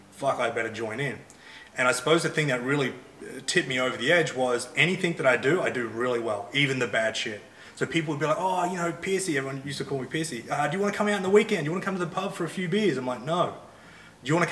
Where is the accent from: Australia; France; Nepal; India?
Australia; Hervey Bay, Queensland; I grew up in Harvey Bay, which is probably 4 hours from the Gold Coast.